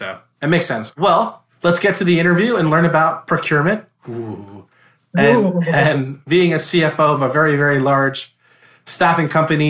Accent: New Jersey, United States; now in Florida, United States; I'm originally from New Jersey.

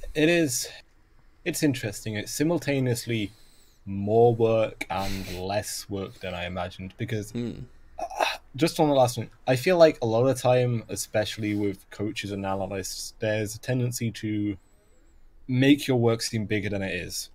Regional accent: Welsh, Wales, United Kingdom; I am Welsh

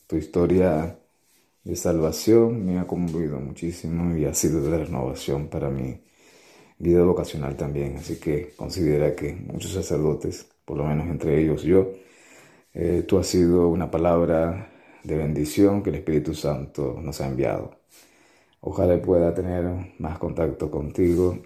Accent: Venezuela; now in Chile; soy venezolano

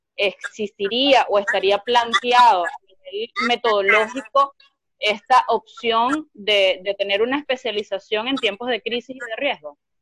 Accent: Venezuela; now in Argentina; Yo soy venezolana

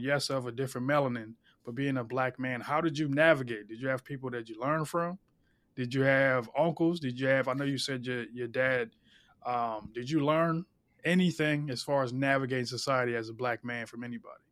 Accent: Philadelphia, Pennsylvania, United States; I'm from South Philly, and everybody, you, it's a melting pot down there

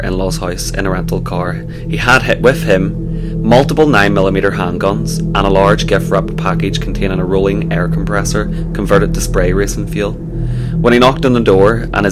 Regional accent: Northern Ireland, United Kingdom; we're from Northern Ireland

